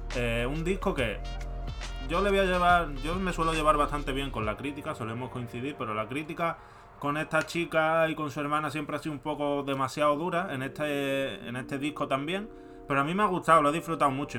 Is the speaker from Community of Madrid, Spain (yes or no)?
yes; Madrid, Community of Madrid, Spain; como soy madrileño